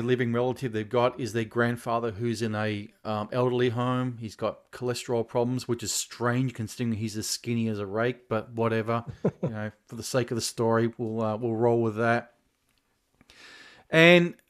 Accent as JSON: {"language": "English", "country": "Australia", "said": "here in my home country of Australia"}